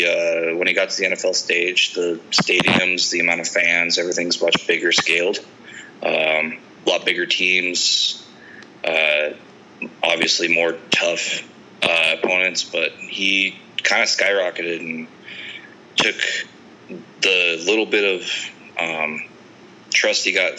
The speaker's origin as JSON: {"language": "English", "region": "Montana", "country": "United States", "tie": "born or raised there"}